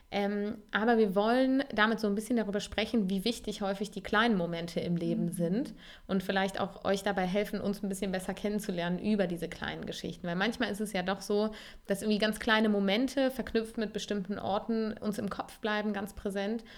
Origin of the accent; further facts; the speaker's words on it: Cologne, North Rhine-Westphalia, Germany; als Kölnerin